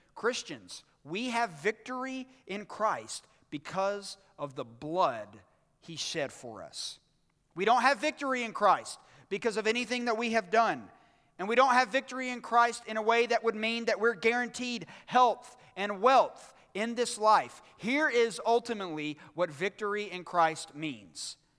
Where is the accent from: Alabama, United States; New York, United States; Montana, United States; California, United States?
Alabama, United States; Birmingham; on December twenty-third, nineteen eighty-five, at Brookwood Hospital in Birmingham, Alabama, I was born